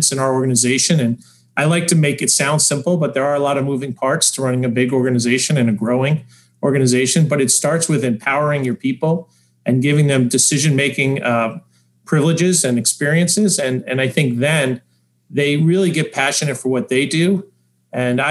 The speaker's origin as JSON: {"language": "English", "region": "New York", "country": "United States", "also_born_or_lived": "Denver", "said": "I live part-time in Denver. I'm from New York, so I commute back and forth."}